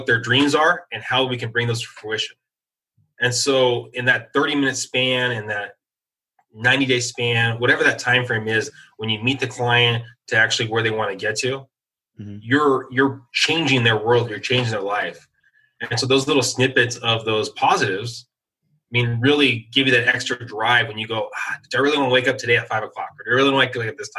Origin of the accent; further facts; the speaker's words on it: San Diego, California, United States; moved away as an adult; I just never had roots back into my hometown of San Diego